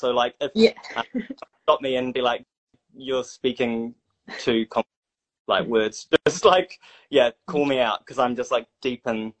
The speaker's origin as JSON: {"language": "English", "town": "Whangaparāoa", "region": "Auckland", "country": "New Zealand", "tie": "born or raised there", "moved": "as an adult", "lives_now": "Hamilton, New Zealand", "said": "from my father's side, we have whakapapa to Ireland. I grew up in Whangaparawa, north of Tamaki, and I'm currently living in Kirikiri Roa, Hamilton."}